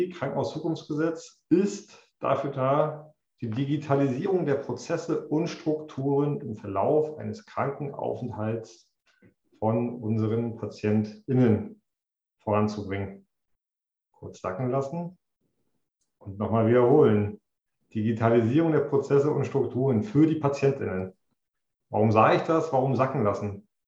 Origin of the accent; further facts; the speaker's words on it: Greifswald, Mecklenburg-Vorpommern, Germany; also born or lived in Switzerland / United States; CDO bin ich in Greifswald seit 2018 ich bin gebürtiger Greifswalder